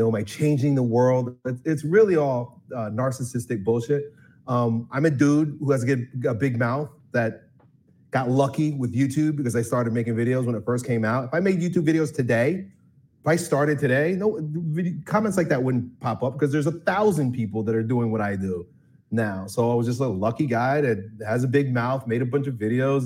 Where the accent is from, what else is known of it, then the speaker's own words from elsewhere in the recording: Long Island, New York, United States; I grew up in Long Island, New York, suburban New York City.